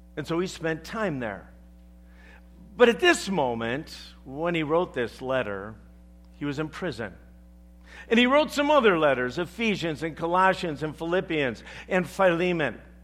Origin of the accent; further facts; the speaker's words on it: the South, United States; I'm from the South